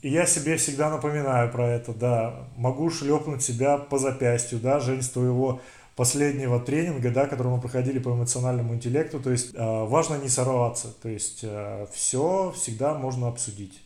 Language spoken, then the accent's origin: Russian; Siberia, Russia; Мы, сибиряки